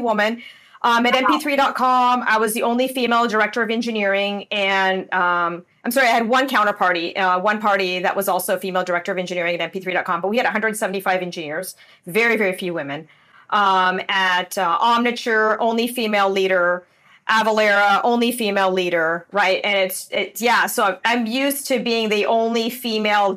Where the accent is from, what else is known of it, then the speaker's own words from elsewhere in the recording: Windsor, Ontario, Canada; moved away as an adult; also born or lived in San Diego, United States; now in Puerto Rico; I grew up in Windsor, Ontario, in Canada. So I'm still a Canadian.